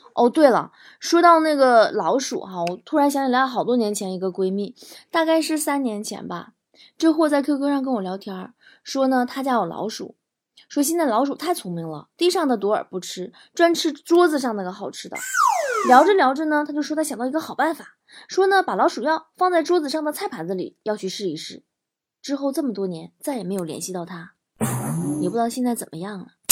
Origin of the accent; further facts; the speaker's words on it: Liaoning, China; moved away; 在辽宁 ，在我的家乡